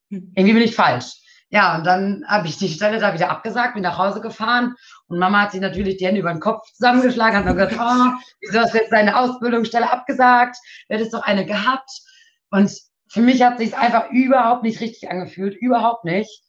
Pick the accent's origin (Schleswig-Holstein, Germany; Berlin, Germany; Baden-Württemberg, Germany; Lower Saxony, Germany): Lower Saxony, Germany; Nienburg; born there; ich bin 24 Jahre alt, komme gebürtig aus Nienburg, wohne mittlerweile auch wieder in Nienburg.